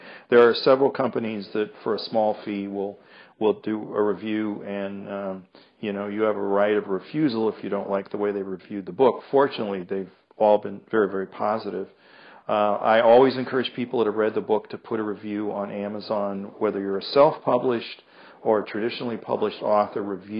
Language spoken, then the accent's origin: English; England, United Kingdom; I don't think it's England, being English, but big cities, people, you know, are kind of shut down.